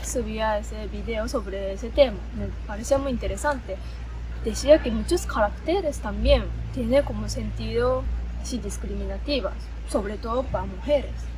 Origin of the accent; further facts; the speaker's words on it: Japan; Spanish is a second language; moved away as an adult; also born or lived in Colombia / China; yo soy de Japón